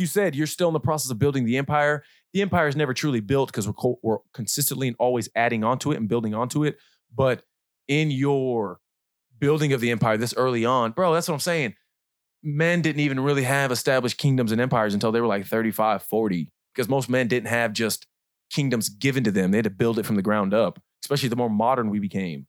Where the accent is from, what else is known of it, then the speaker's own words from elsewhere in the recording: Kansas City, Missouri, United States; also born or lived in Hemet, California / Leadville, Colorado; I was raised here.